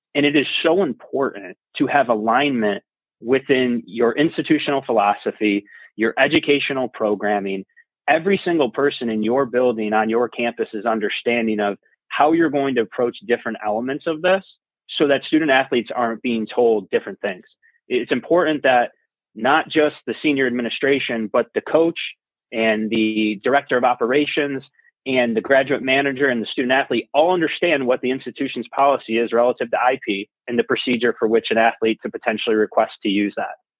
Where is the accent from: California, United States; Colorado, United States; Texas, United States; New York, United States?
New York, United States; Utica; I grew up in Utica, New York